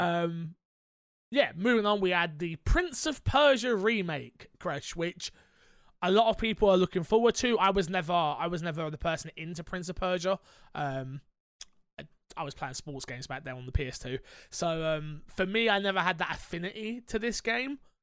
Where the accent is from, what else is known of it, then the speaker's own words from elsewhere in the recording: London, United Kingdom; as a Londoner